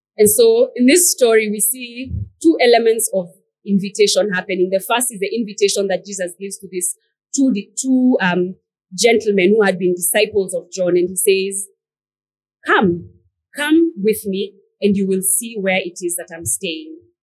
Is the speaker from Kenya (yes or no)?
yes; Nairobi, Kenya; also born or lived in Machakos, Kenya; growing up as an African child and a pastor's child for that matter growing up in Nairobi and in Machakos